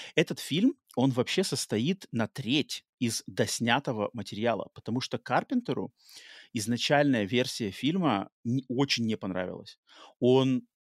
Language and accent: Russian; United States; also born or lived in Russia; я живу в Америке, и хотя родился в России, но с, э, в детстве попал в Америку